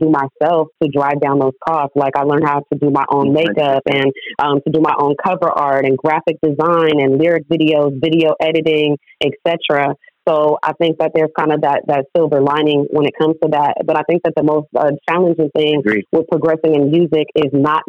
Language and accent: English; San Diego, California, United States; also born or lived in Oakland; I grew up in San Diego, although I did spend a lot of time in Oakland and still